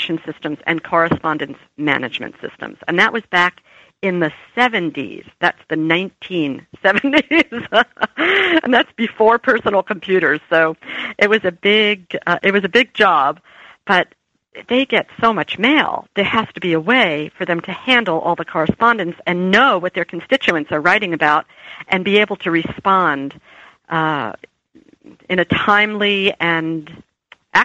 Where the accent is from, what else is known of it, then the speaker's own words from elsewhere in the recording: New Jersey, United States; I was from New Jersey